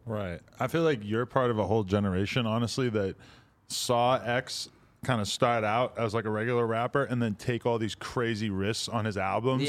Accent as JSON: {"language": "English", "region": "East Coast", "country": "United States", "said": "I'm from the East Coast"}